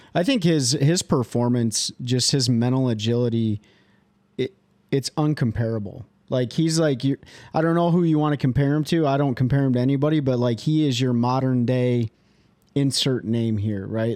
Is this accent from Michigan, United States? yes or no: yes; Kalamazoo, Michigan, United States; moved away; I am from Kalamazoo, Michigan originally